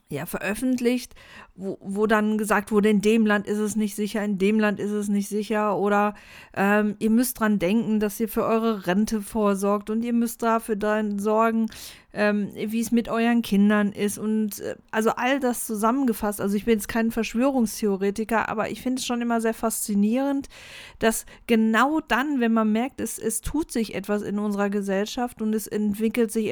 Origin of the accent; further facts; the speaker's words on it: Germany; moved away as an adult; ich bin in Deutschland aufgewachsen, ich bin hier groß geworden und bin dann erst mit ähm, Anfang 20 habe ich den Schritt gemacht in die große weite Welt